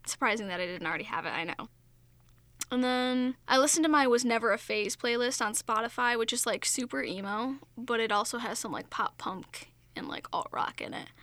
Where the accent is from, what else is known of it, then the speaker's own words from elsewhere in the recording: Long Island, New York, United States; accent: Long Island; my Long Island accent just came out